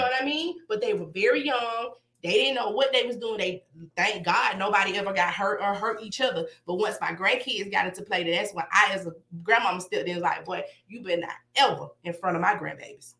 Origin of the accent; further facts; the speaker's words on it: Decatur, United States; I'm from Decatur.